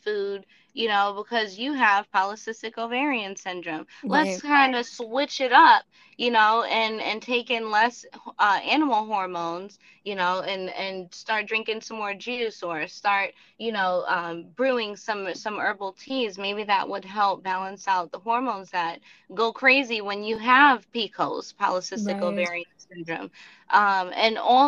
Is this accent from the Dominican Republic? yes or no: yes; Dominican Republic; moved away; also born or lived in Orlando, Florida; I'm from Dominican background, so back in the country like where I come from, we grew up like on farms